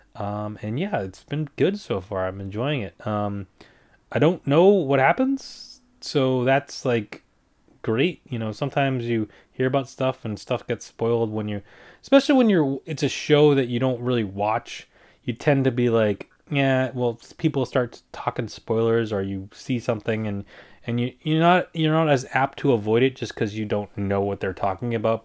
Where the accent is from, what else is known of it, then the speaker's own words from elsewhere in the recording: United States; I'm not English. I'm a, I'm American